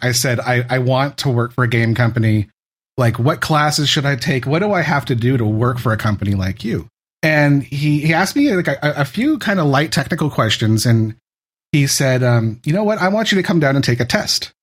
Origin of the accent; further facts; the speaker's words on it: San Francisco Bay Area, California, United States; I'm from the San Francisco Bay Area. I, I grew up here.